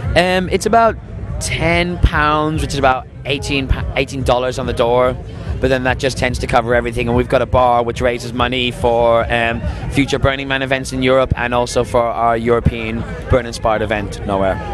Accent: Dublin, Leinster, Ireland; moved away as an adult; now in London, United Kingdom; I'm from Dublin, but I've been in London for the past six years.

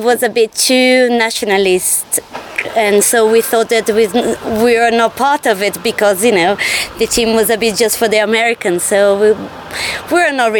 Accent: Brazil; now in London, United Kingdom; I'm from Brazil, but live in London.

